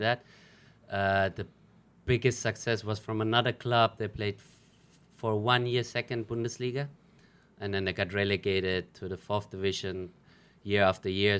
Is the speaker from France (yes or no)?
no; Germany; first language German; English is a second language; moved away as an adult; now in Philippines; I grew up in Germany